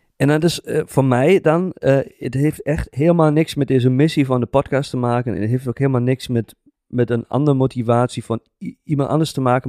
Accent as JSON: {"language": "Dutch", "country": "Germany", "second_language": "Dutch", "moved": "as an adult", "lives_now": "Netherlands", "said": "Ik ben gewoon een Duitser"}